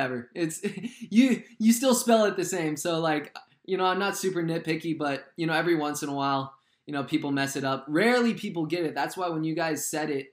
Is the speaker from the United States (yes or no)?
yes; Southern California, United States; growing up in Southern California in this area